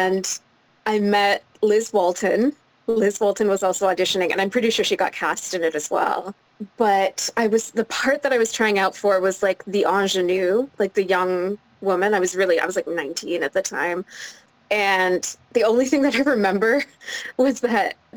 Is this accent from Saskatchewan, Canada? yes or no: no; Quebec, Canada; I grew up in Quebec